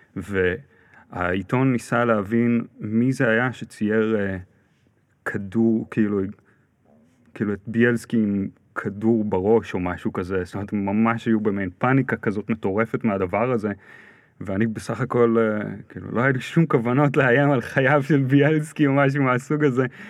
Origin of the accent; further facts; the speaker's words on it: Ra'anana, Central District, Israel; גרתי ברעננה, גדלתי ברעננה